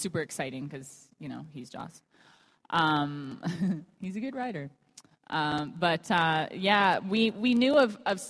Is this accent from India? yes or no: no; Canada; I'm from Canada